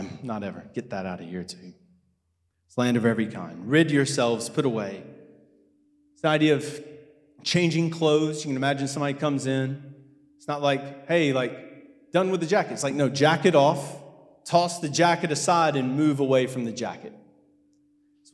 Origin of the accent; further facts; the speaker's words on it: United States; moved away; I'm American